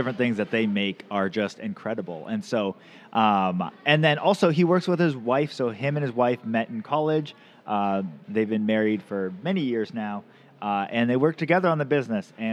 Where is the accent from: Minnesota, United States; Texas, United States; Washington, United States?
Washington, United States; Camano Island; now in Mount Vernon, United States; I grew up on Camano Island, but now my wife and I live in Skagit County